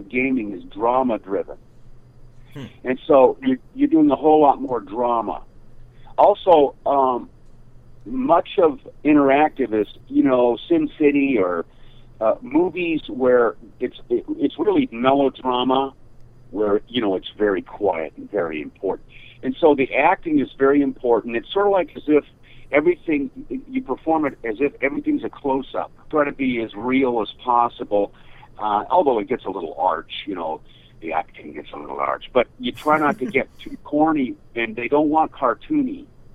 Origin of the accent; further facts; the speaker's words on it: Seattle, Washington, United States; moved away as an adult; also born or lived in Idaho; now in Los Angeles, United States; I'm a Westerner. I grew up in Seattle, Washington State, and Idaho